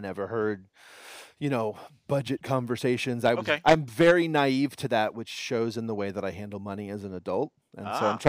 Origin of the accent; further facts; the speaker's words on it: Houston, Texas, United States; I grew up in Houston. I spent until I graduated from high school. I lived in Houston.